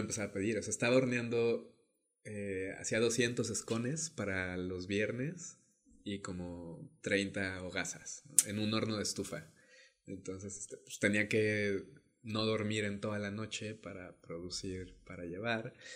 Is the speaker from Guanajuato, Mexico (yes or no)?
yes; León, Guanajuato, Mexico; moved away as an adult; now in Oaxaca, Mexico; yo soy de León, Guanajuato, eh, y pues ahí crecí, ¿no? Soy, este, soy leonés, panza verde